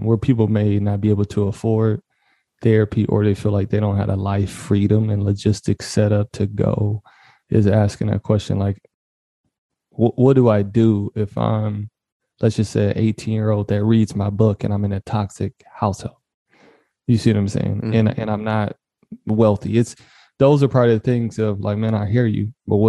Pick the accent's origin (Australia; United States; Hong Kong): United States; Detroit, Michigan; I grew up in Detroit, Michigan, because my people migrated from the South.